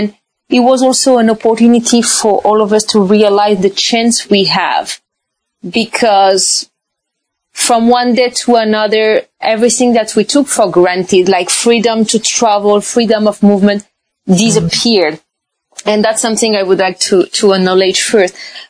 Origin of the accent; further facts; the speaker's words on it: France; also born or lived in China / Brazil / Panama / Switzerland; So I was born French from Spanish origin. My husband is from Morocco. And I lived abroad most of my life. I had the chance to live in China, Brazil, France, Panama, Switzerland, Morocco.